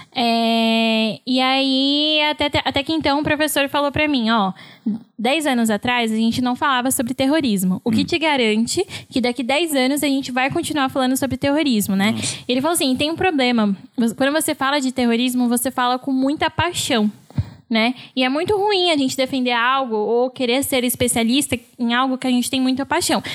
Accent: São Paulo, Brazil; moved away as an adult; also born or lived in Santa Catarina; eu cresci e morei sempre em São Paulo

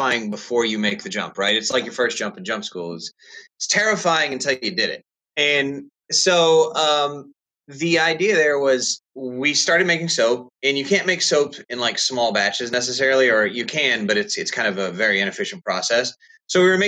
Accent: Texas, United States; now in Indiana, United States; we're originally from Texas, and my whole family's been there for generations and generations

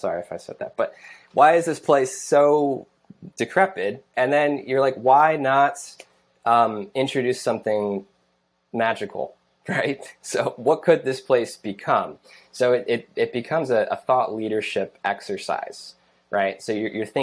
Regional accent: Ocean City, New Jersey, United States; also born or lived in Atlantic City, New Jersey; as a local, South Jersey resident, born and raised, I grew up in Ocean City, which is about 10 miles south.

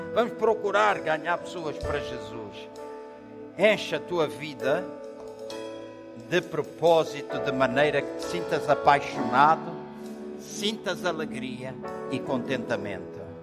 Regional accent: Angola; now in Portugal; Eu sou angolano, estou habituado à água quente. Em 40 anos que vivo em Portugal

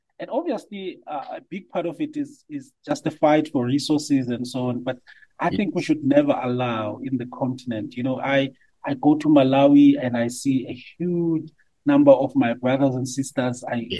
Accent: Francistown, Botswana; So we grew up in Francistown, Botswana.

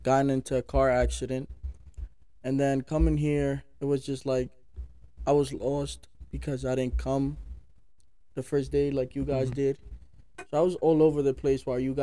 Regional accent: New York City, New York, United States; moved away as an adult; now in Huntingdon, United States; I came from A. Philip Randolph Campus High School, located in New York.

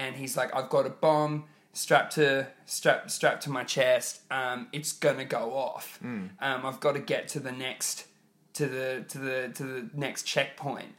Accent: Queensland, Australia; Queensland, my home state

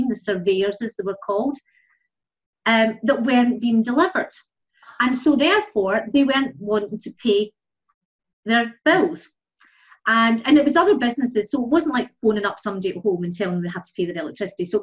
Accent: Ireland; moved away as an adult; now in Scotland, United Kingdom; I moved from Ireland to Scotland, as I say, 29 years ago

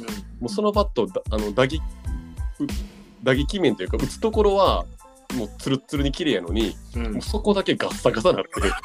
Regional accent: Osaka, Japan; 私は大阪出身

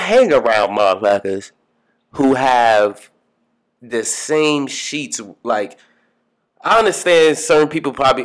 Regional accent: Long Island, New York, United States; also born or lived in Bronx, New York; now in Brooklyn, United States; Growing up in Long Island, obviously I grew up with my mother and my stepfather

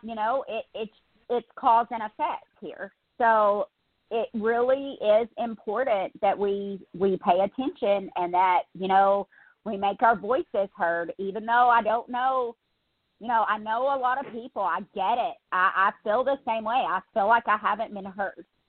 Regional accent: United States; someone who was born here

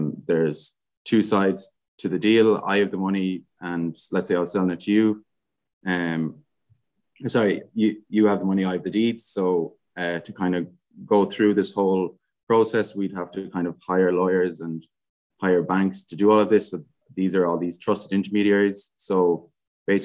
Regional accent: Galway, Connacht, Ireland; I'm from Galway.

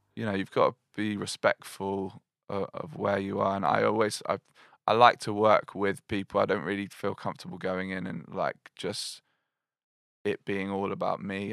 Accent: Glastonbury, South West England, United Kingdom; moved away as an adult; also born or lived in Bristol; I grew up in Glastonbury

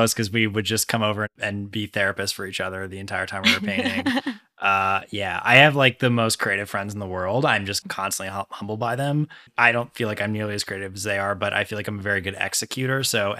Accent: Northeast, United States; Yeah. I grew up in the Northeast. I moved around a lot as a kid.

